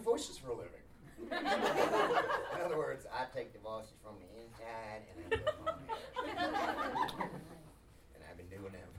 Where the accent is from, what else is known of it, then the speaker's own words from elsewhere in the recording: Queensland, Australia; moved away; Well, I'm from the land where everything's a question. I'm from Queensland.